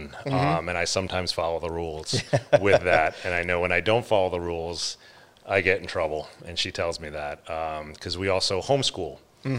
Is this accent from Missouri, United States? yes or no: no; Long Island, New York, United States; moved away as an adult; now in Florida, United States; I'm from New York, Long Island, born and raised.